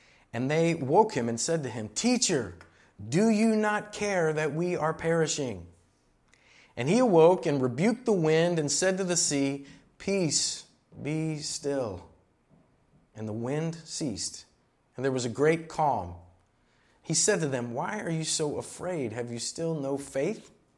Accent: Miami, Florida, United States; I grew up in Miami and in Florida, and I understand to a certain degree that uneasiness, that feeling.

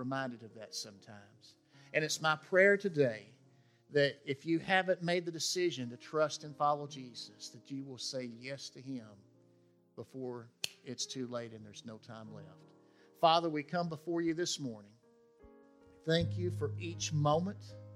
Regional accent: West Tennessee, United States; I grew up in West Tennessee

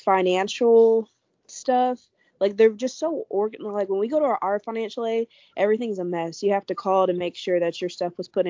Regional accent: Richmond, Texas, United States; I'm from Richmond, around Houston, so I've been here, like, all my life

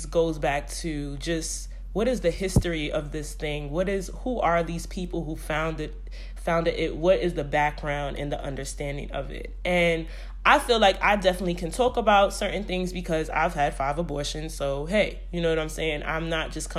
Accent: New York City, New York, United States; I'm from Brooklyn

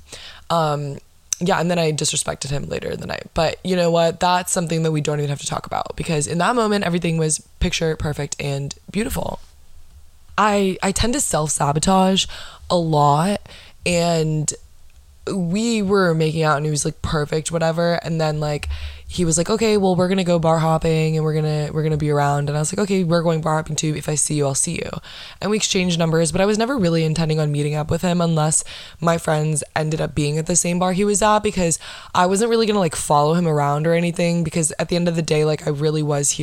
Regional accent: Florida, United States; I'm from Florida

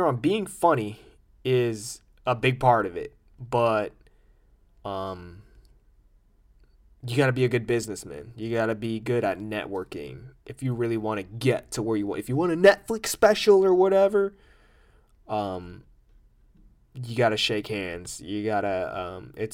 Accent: United States; I'm an American

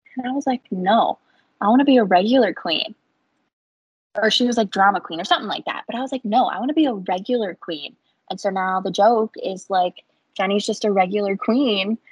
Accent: Illinois, United States; moved away as an adult; now in Tennessee, United States; I was born in Illinois, lived there my whole life, and just recently moved to Tennessee for a career

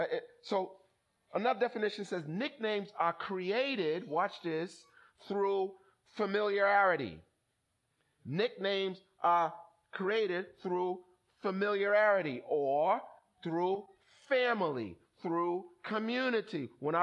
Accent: Somerville, Massachusetts, United States; So when I was growing up on Glendale Ave in Somerville, the guys used to call me …. No? Because my last name was …

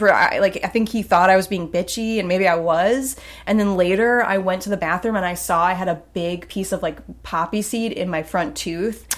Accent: the Hamptons, New York, United States; moved away; I grew up in the Hamptons, again, not the rich.

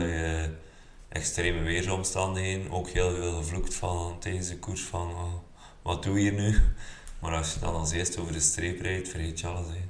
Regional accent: Belgium; ik als Belg

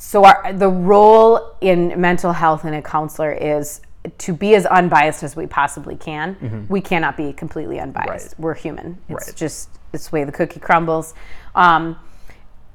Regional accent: Midwest, United States; I grew up in the Midwest. I've never lived anywhere else.

